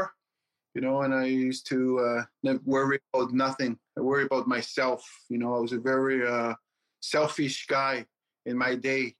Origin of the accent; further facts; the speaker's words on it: Newfoundland and Labrador, Canada; English is a second language; moved away as an adult; now in Quebec City, Canada; I'm Innu, and I grew up in Labrador all my life